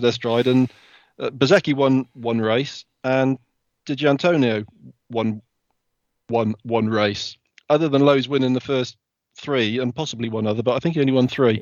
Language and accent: English; United Kingdom; as a Brit